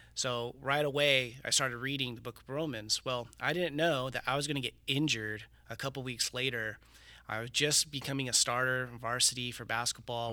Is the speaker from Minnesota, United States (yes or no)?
no; Riverside, California, United States; I was born and raised here in Riverside